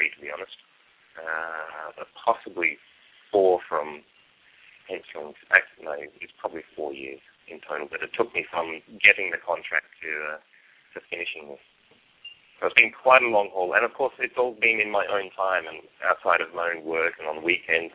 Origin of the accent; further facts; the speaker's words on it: Australia; I'm an Australian